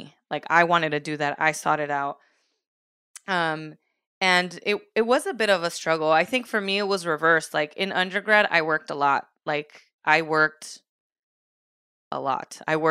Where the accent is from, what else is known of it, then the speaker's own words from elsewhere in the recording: California, United States; I'm originally from the Bay Area. My family moved to SoCal.